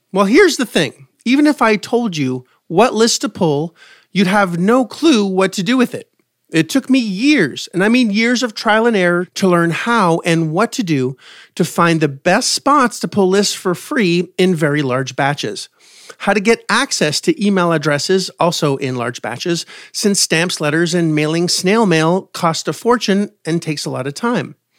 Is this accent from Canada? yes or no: yes; Canada; I'm from Canada.